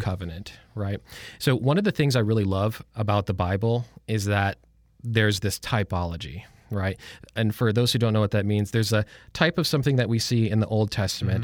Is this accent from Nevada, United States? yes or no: no; a suburb of Detroit, Michigan, United States; moved away as an adult; now in Lynchburg, United States; I was born and raised in Michigan, in a suburb of Detroit.